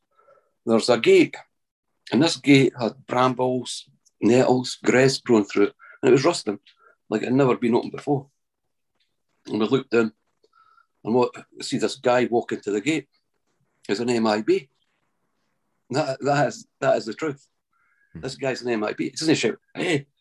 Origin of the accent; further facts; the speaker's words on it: Scotland, United Kingdom; I'm from Midlothian, Scotland